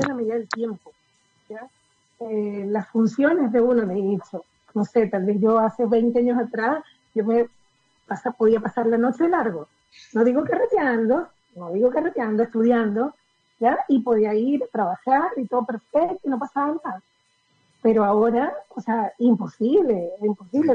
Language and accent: Spanish; Venezuela; moved away as an adult; now in Chile; yo nací en Venezuela, ¿Ya? pero mi familia es de Chile